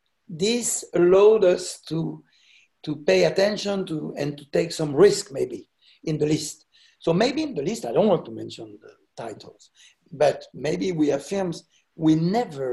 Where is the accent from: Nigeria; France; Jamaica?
France; what we say in France, parents pauvres